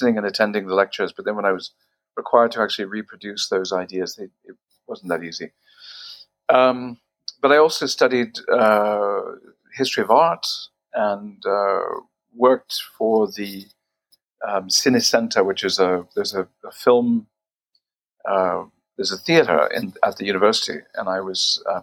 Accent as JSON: {"language": "English", "town": "Victoria", "region": "British Columbia", "country": "Canada", "tie": "born or raised there", "moved": "as an adult", "lives_now": "Paris, France", "said": "I'm Canadian. I'm from the west coast of Canada. I've been living in France since 1983"}